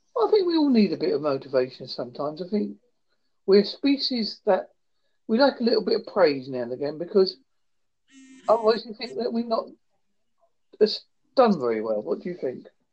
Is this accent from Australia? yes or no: no; Holsworthy, South West England, United Kingdom; I am from Holsworthy, in Devon, United Kingdom.